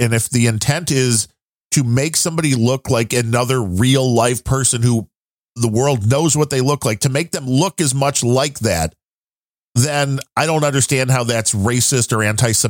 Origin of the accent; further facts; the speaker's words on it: New Jersey, United States; Are you from Jersey? I'm from Jersey.